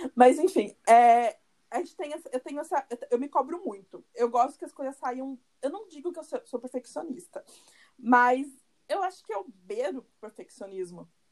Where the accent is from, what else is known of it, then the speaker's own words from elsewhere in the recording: Curitiba, Paraná, Brazil; moved away as an adult; now in Salvador, Brazil; nós somos de Curitiba, né, pelo nosso sotaque, é, mas eu não moro, eu moro em Salvador, já fazem quase, quase três anos